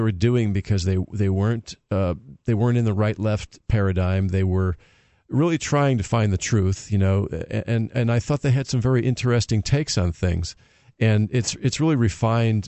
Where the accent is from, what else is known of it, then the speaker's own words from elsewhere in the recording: Connecticut, United States; also born or lived in Florida; now in New Hampshire, United States; I'm a native New Englander who moved back here to New England and decided New Hampshire was the best spot for me. I grew up in Connecticut